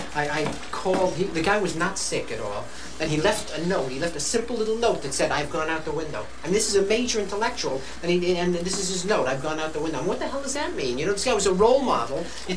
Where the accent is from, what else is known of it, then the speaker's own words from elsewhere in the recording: Brooklyn, New York, United States; When I grew up in Brooklyn, nobody committed suicide. Everyone was too unhappy.